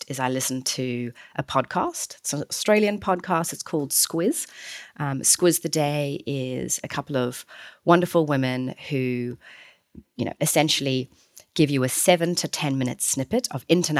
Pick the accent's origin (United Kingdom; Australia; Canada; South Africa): South Africa; Certainly I'm South African